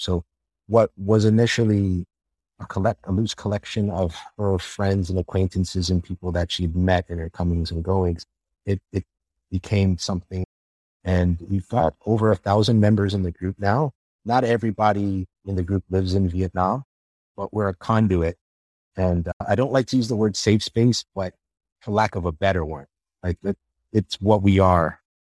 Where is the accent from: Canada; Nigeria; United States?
Canada; Toronto, Ontario; moved away as an adult; growing up in Toronto, with the immigrant family